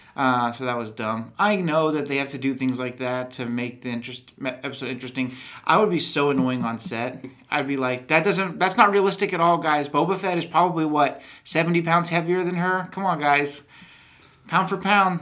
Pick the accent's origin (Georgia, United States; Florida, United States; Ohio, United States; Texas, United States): Texas, United States; accent: Texan; I'm from Texas, and I, I don't not that I have a heavy Texan accent